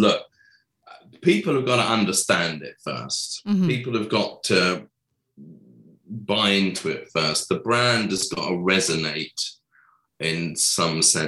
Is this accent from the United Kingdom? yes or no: yes; England, United Kingdom; I'm English